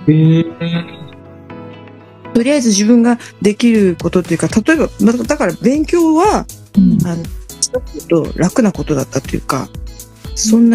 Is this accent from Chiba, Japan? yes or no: yes; Chiba, Japan; 千葉はねもうね、まあ、東京から三十分ぐらいの駅で電車で三十分ぐらいのとこだったからなんか毎月建物がどんどん変わっていくとか駅